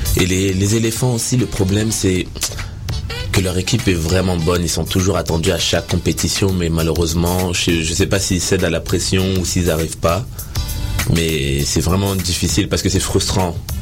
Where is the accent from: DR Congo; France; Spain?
DR Congo; on est des Congolais